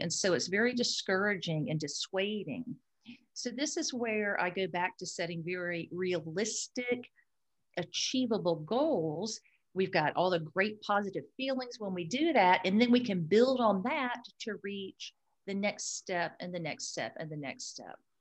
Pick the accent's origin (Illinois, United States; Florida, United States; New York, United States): Florida, United States; I am a Florida native, a very proud Florida native